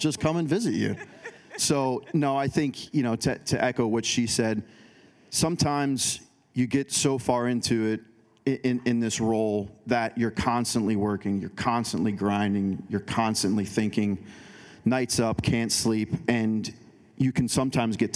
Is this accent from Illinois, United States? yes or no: yes; Chicago, Illinois, United States; now in Portland, United States; Chicago because that's where I'm from originally